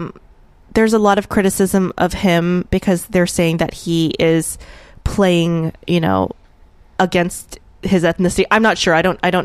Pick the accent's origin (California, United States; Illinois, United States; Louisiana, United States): Louisiana, United States; New Orleans; In New Orleans.